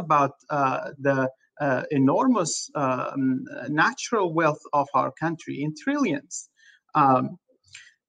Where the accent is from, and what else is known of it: Afghanistan; now in Los Angeles, United States